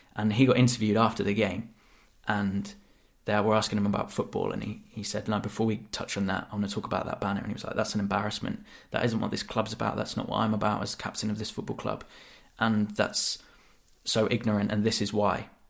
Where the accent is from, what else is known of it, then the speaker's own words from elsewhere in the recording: Devon, South West England, United Kingdom; moved away as an adult; growing up in Devon, you know, I'd get called that loads